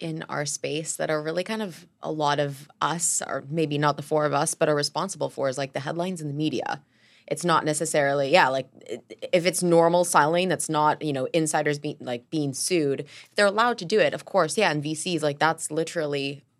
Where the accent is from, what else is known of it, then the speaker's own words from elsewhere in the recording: Canada; I'm from Canada, right, where the system is, I'm still a Canadian. So I grew up with a system